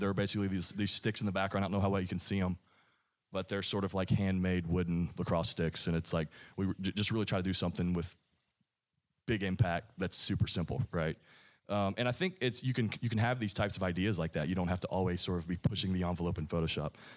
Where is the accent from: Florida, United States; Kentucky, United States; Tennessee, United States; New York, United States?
Kentucky, United States; I grew up in Kentucky